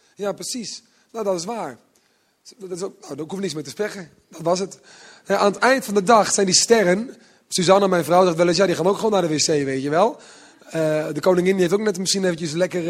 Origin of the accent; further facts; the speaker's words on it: Netherlands; also born or lived in Utrecht; Zo ben ik een beetje opgegroeid. Ik kom van het platteland.